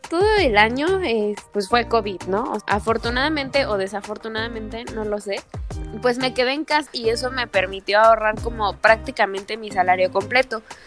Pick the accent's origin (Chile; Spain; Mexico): Mexico; moved away as an adult; now in Dubai, United Arab Emirates